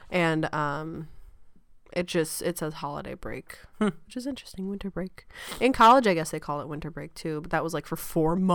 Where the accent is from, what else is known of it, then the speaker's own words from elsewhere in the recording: Wisconsin, United States; Wisconsin, the suburbs of Wisconsin